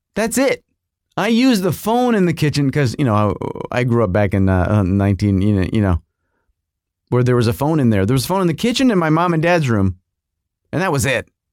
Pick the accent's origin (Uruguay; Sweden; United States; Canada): United States; as an American